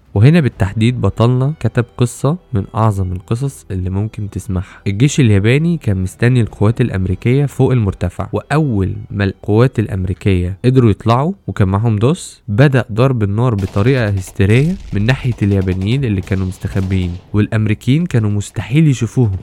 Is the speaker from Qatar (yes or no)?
no; Egypt; عندنا في مصر